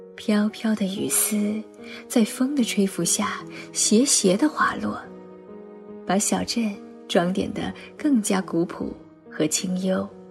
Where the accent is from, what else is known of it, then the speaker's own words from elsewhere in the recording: Zhejiang, China; moved away as an adult; now in Beijing, China; 我是一个浙江人，大家都知道浙江气候湿润多雨